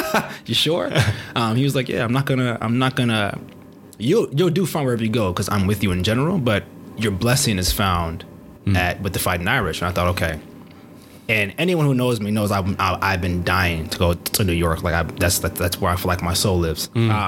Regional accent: Nigeria; I'm a Nigerian black male.

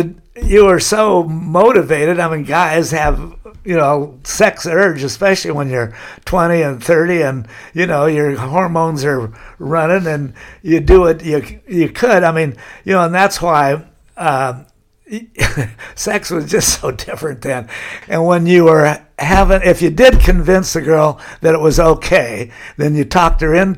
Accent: Laguna Beach, California, United States; But yeah, since I was from Laguna, you signed in, why are you here?

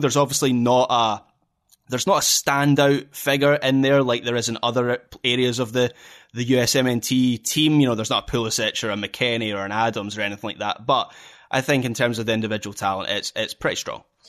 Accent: Scotland, United Kingdom; being a Scot

